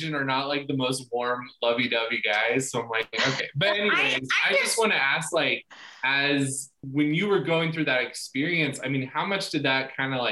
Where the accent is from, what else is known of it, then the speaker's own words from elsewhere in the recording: Kansas, United States; moved away; I'm originally from Kansas